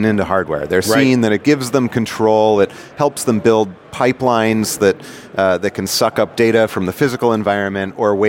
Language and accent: English; New York, United States; moved away as an adult; now in Silicon Valley, United States; I'm a New Yorker.